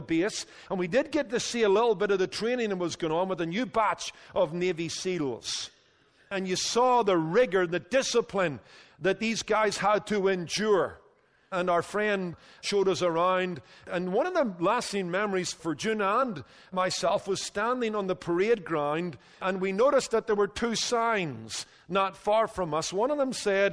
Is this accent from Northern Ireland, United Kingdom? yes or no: yes; Northern Ireland, United Kingdom; moved away; when I was growing up in Northern Ireland